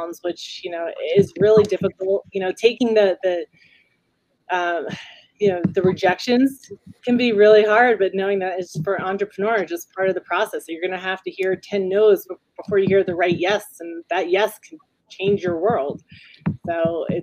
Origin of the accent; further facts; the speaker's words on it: New York, United States; now in Las Cruces, United States; I'm a New Yorker, Italian New Yorker